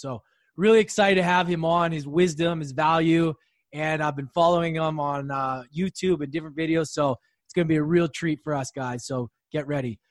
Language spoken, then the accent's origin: English; Canada; I grew up Canada where it's safer